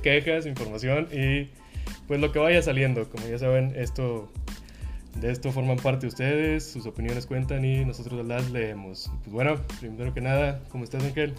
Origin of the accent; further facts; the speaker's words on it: Monterrey, Nuevo León, Mexico; nosotros que somos de Nuevo León, somos regios